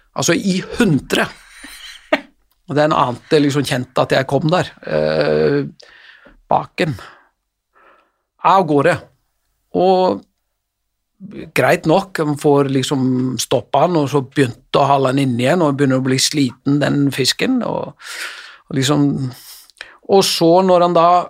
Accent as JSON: {"language": "Norwegian", "town": "Selfoss", "region": "Southern Region", "country": "Iceland", "tie": "born or raised there", "also_born_or_lived": "Elverum", "moved": "yes", "said": "når jeg trente han som yngre spiller hjemme på Selfoss"}